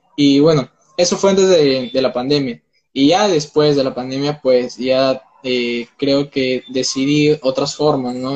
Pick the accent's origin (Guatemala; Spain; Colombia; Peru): Peru; tengo 19 años, soy de Perú